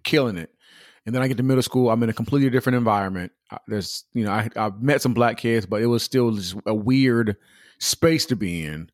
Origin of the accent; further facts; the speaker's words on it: Pomona, California, United States; also born or lived in Upland, California / Ontario, California; we moved from Pomona to a whole nother city